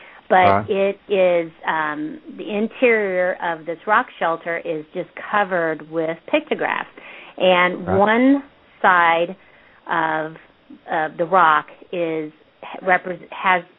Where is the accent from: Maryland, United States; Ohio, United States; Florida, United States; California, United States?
California, United States; Porterville; I was born and raised in Porterville, California